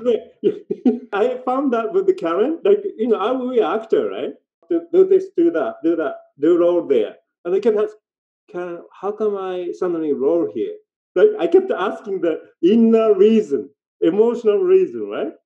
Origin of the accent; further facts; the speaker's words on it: Japan; English is a second language; moved away as an adult; also born or lived in Tokyo / Vancouver; now in Nelson, Canada; now I live in Canada longer than when I grew up in Japan.